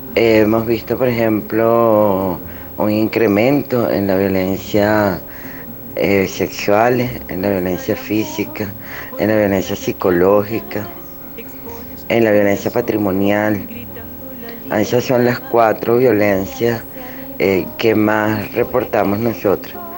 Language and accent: Spanish; Venezuela